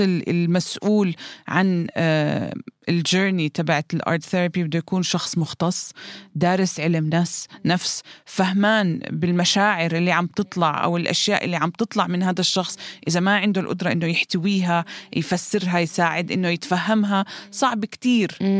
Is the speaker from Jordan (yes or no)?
yes; Jordan; عندنا بالأردن